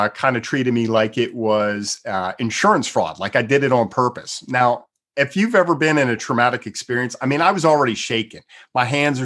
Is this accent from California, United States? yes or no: no; Pennsylvania, United States; now in Texas, United States; I'm originally from the East Coast, from Pennsylvania, so I'm familiar with snow and ice and all that kind of stuff